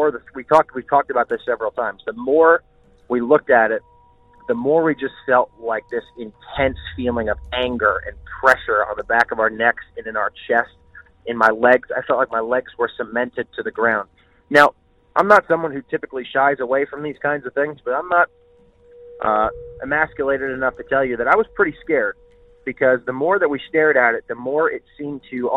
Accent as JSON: {"language": "English", "town": "Reading", "region": "Pennsylvania", "country": "United States", "said": "I am from Reading, Pennsylvania"}